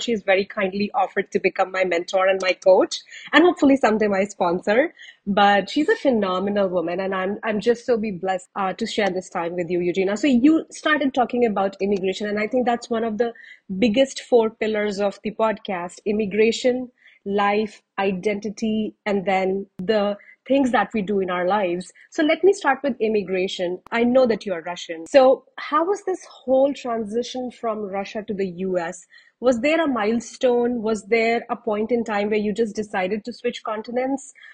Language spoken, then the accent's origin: English; India; moved away as an adult; now in Canada; I moved back from Canada to India to get married